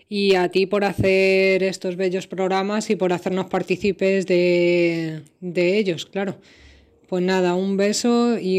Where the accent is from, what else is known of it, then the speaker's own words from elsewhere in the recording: Madrid, Community of Madrid, Spain; now in Nerja, Spain; llamo desde Nerja, Málaga, aunque soy de Madrid.